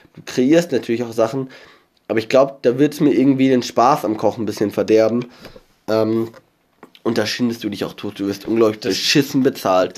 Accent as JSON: {"language": "German", "area": "near Starnberg", "region": "Bavaria", "country": "Germany", "tie": "born or raised there", "said": "ich komme aus der Nähe von Starnberg und nicht aus Starnberg. Ich, ich wohne zwar im Landkreis Starnberg"}